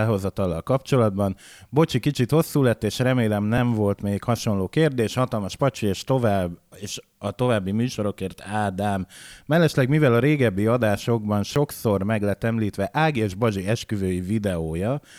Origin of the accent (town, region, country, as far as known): Szeged, Csongrád-Csanád, Hungary; born or raised there